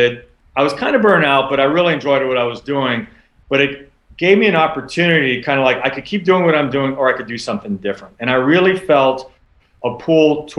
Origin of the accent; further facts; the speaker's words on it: Louisiana, United States; now in New York City, United States; I grew up kind of in the Cajun country down there